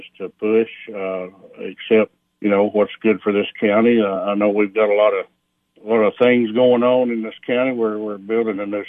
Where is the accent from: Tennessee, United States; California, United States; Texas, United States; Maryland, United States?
Tennessee, United States; Algood; I grew up in Allgood, lived there basically all my life